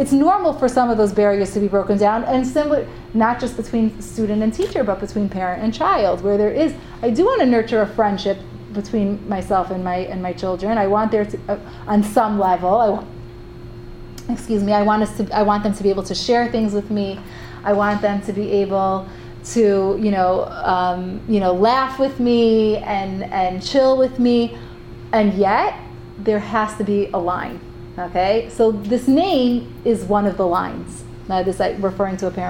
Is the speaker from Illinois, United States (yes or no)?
no; Cleveland, Ohio, United States; now in Israel; I grew up in Cleveland